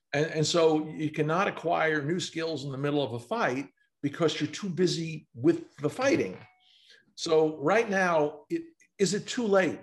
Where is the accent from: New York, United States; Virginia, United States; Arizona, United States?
New York, United States; New York City; I grew up in New York City